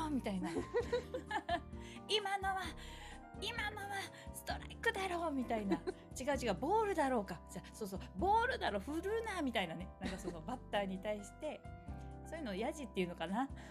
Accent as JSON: {"language": "Japanese", "region": "Kagawa", "country": "Japan", "tie": "born or raised there", "said": "私香川県出身で"}